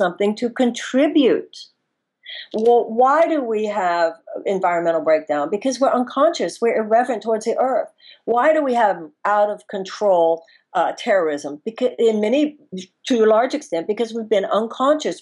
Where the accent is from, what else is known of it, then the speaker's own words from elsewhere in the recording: United States; as American women